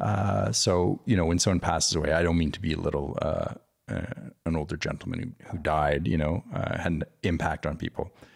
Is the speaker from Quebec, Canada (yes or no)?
yes; Montreal, Quebec, Canada; also born or lived in California; now in Texas, United States; growing up in Canada